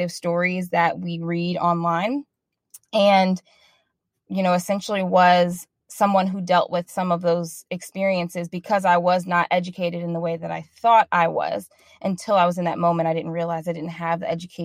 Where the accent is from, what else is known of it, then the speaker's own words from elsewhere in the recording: Midwest, United States; now in Dallas, United States; We live in Dallas, Texas. We're originally from the Midwest.